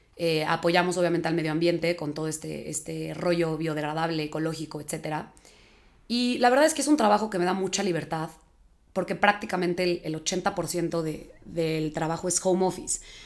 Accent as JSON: {"language": "Spanish", "region": "Mexico City", "country": "Mexico", "tie": "born or raised there", "said": "igual nací en la Ciudad de México, vivo aquí"}